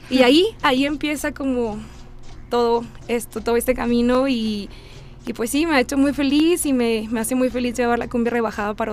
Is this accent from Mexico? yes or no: yes; Monterrey, Nuevo León, Mexico; Bueno, yo soy de Monterrey.